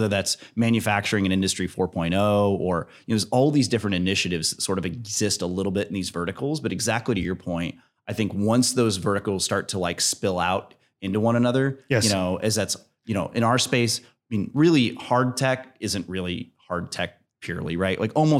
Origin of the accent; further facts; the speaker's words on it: Fort Wayne, Indiana, United States; I grew up in Fort Wayne.